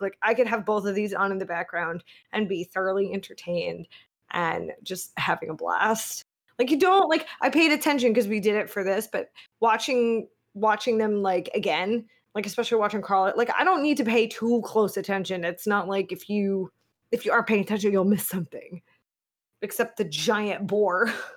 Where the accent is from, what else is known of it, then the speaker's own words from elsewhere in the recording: United States; as an American